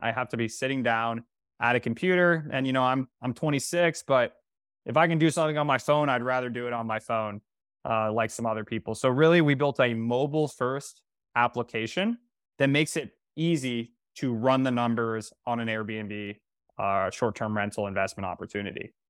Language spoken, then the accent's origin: English; North Carolina, United States; moved away as an adult; now in New York City, United States; I'm from North Carolina